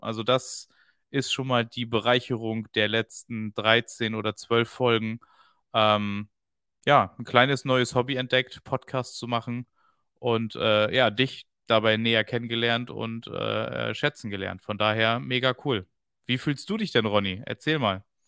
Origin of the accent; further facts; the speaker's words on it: East Frisia, Lower Saxony, Germany; als Ostfriese